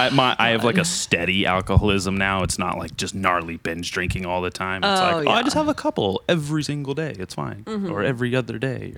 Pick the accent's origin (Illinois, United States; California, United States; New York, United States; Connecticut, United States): California, United States; Santa Barbara County; I'm from Santa Barbara County.